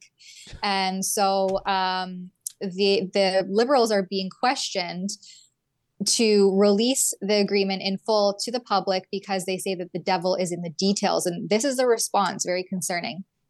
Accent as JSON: {"language": "English", "country": "Canada", "said": "I'm a Canadian"}